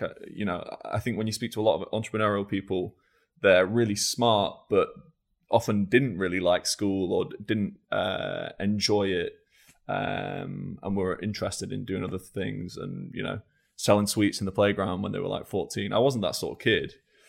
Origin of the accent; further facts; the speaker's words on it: Scunthorpe, Yorkshire and the Humber, United Kingdom; born there; Sure. So I was born in Scunthorpe. In 1988.